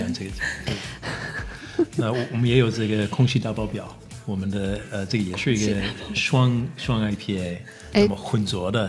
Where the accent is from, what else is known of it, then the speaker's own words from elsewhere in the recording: United States; Chinese is a second language; moved away as an adult; now in Beijing, China; 我在美国长大，但是我是 you know 一半嗯呃中国人